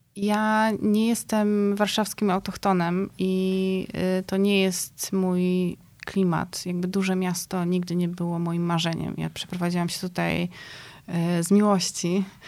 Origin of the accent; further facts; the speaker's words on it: Szczecinek, West Pomeranian Voivodeship, Poland; moved away as an adult; also born or lived in Athens, Greece; Ja się wychowywałam w takim mieście na Pojezierzu Drawskim w Szczecinku